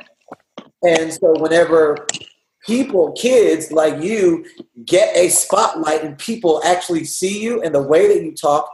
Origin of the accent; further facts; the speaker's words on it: Houston, Texas, United States; now in California, United States; I'm from Houston, Texas.